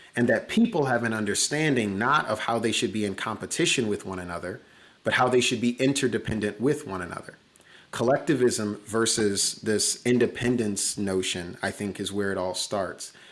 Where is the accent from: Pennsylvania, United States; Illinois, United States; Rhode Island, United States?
Illinois, United States; Chicago; that first winter, not having heat in a house in the third largest city in America